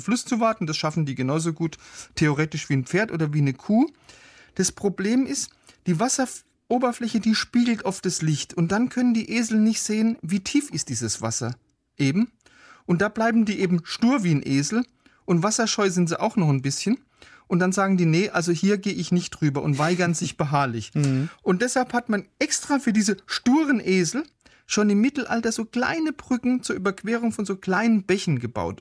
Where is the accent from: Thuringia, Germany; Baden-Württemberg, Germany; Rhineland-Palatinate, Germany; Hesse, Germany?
Baden-Württemberg, Germany; ich komme ja aus Baden-Württemberg